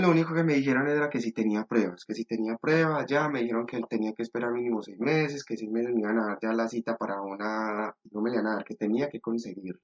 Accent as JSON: {"language": "Spanish", "town": "Medellín", "region": "Antioquia", "country": "Colombia", "moved": "as an adult", "lives_now": "Spain", "said": "Yo soy de Medellín"}